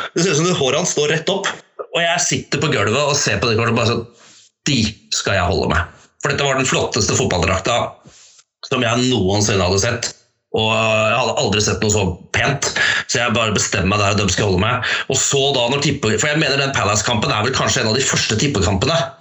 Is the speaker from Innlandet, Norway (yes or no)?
yes; Harestua, Innlandet, Norway; hjemme på Harestua.